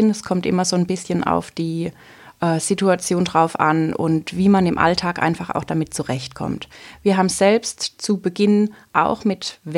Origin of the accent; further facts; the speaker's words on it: Insheim, Rhineland-Palatinate, Germany; Ich komme aus Insheim, das liegt bei Landau, hier in der Südpfalz bei uns.